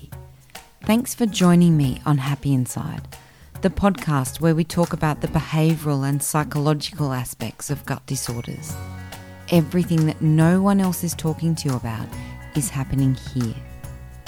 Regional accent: Canberra, Australian Capital Territory, Australia; now in Sydney, Australia; I grew up in Canberra, which is a nice, neat little city

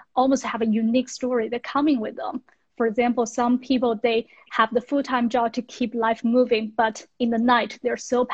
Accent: western China, China; moved away as an adult; also born or lived in United States; So I grew up in China in a Western town, which is not wealthy

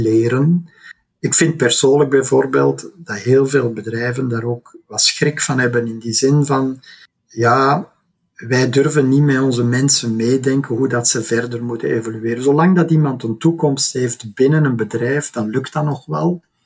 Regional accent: Belgium; wij ook als Belgen

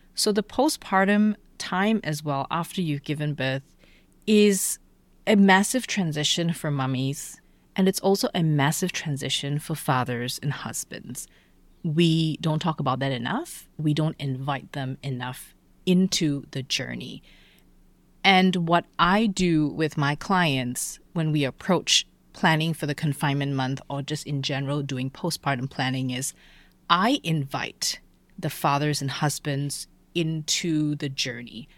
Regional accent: Malaysia; moved away as an adult; also born or lived in Alabama / Germany; I grew up in Malaysia

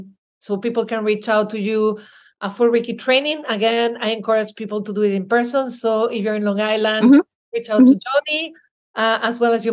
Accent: Belgium; You know, I'm from Belgium.

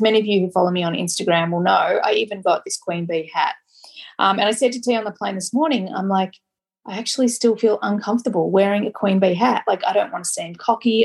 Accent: Australia; I'm Australian

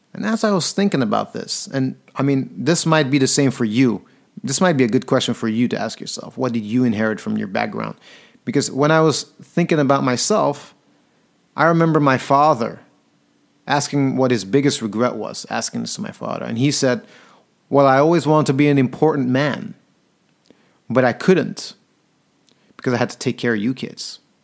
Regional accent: Antwerp, Flanders, Belgium; moved away as an adult; also born or lived in London; when I moved from Belgium, Antwerp, my home city, to London

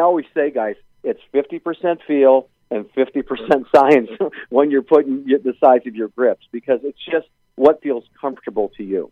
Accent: Chicago, Illinois, United States; We all uh, grew up and were born and raised in Chicago

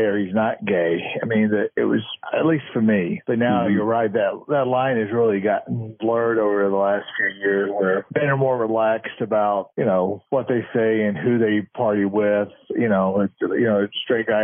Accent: the South, United States; moved away; I come from the South

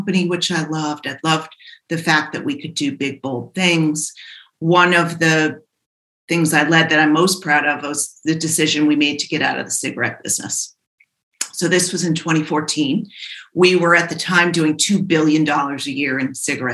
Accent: Providence, Rhode Island, United States; I grew up in Providence

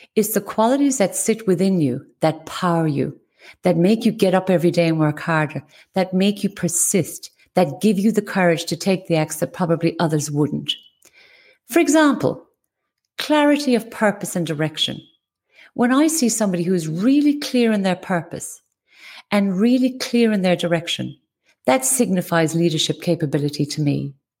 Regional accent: West Cork, Munster, Ireland; moved away; I was born in West Cork in Ireland. I was raised as one of eleven children

